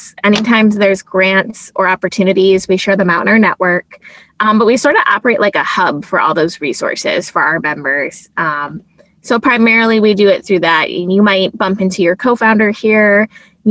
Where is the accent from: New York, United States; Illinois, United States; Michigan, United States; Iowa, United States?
Michigan, United States; Detroit; I'm from Metro Detroit.